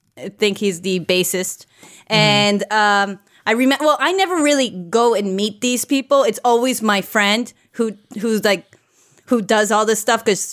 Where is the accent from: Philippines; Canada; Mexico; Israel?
Mexico; moved away; I grew up in Mexico and it took 10 years for movies to get to us